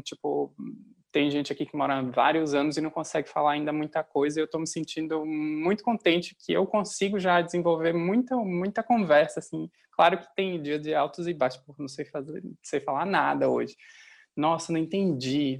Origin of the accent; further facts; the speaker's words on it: Feira de Santana, Bahia, Brazil; moved away as an adult; now in Amsterdam, Netherlands; eu sou de Feira de Santana, da Bahia